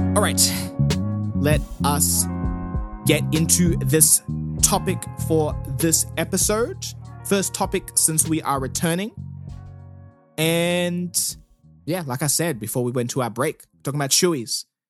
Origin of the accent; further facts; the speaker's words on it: South Africa; now in Australia; I am South African